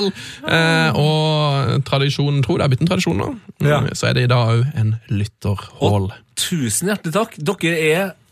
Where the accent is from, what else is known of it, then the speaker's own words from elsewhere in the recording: Møre og Romsdal, Norway; now in Trøndelag, Norway; Holder med Molde, siden jeg er oppvokst rett utenfor Molde. Bodd 19 år der og 21 år her i Trøndelag.